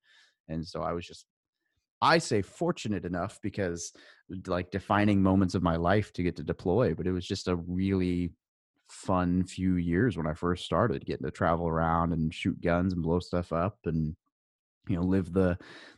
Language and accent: English; Arkansas, United States; also born or lived in Northern California; I was born in Northern California, but I grew up in Arkansas, in a small town outside the capital